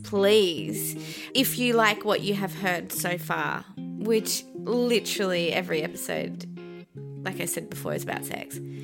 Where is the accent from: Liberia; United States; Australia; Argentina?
Australia; Adelaide, South Australia; also born or lived in Iran / Pakistan; I was born in Iran, and then we escaped Iran. We migrated to Adelaide